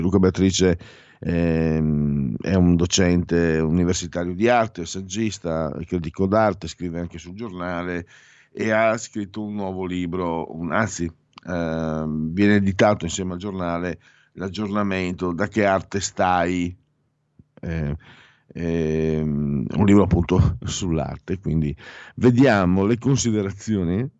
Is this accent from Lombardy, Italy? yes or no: no; Friuli-Venezia Giulia, Italy; also born or lived in Veneto; noi friulani nasciamo con la data di scadenza